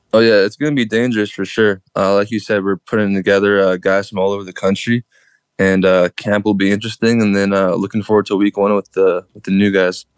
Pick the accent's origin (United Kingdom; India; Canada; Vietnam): Canada; Winnipeg, Manitoba; moved away as an adult; now in Hamilton, Canada; Growing up in Winnipeg, I'm kind of, I'm kind of, I guess, used to the cold, you could say.